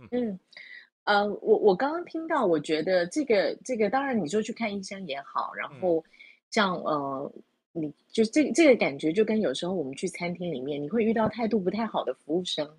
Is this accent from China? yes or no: no; Taiwan; 我们台湾人做法不太一样